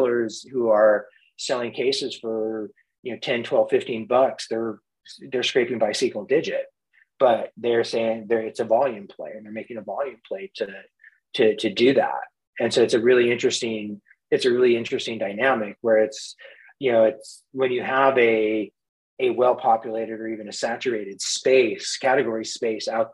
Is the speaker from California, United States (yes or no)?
yes; Mendocino County, Northern California, United States; also born or lived in San Francisco Bay Area; I grew up in Northern California, a couple hours north of Silicon Valley in San Francisco, in a beautiful Mendocino County